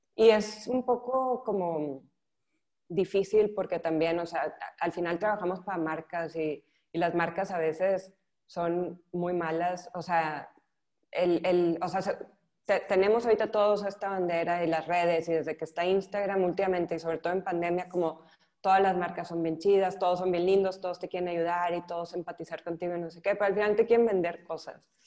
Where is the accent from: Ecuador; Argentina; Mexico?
Mexico; northern Mexico; moved away as an adult; now in Barcelona, Spain; soy mexicana, soy del norte de México